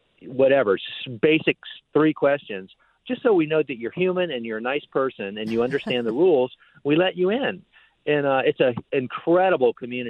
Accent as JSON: {"language": "English", "town": "Miami", "region": "Florida", "country": "United States", "tie": "born or raised there", "said": "when I was 8 years old growing up in Miami."}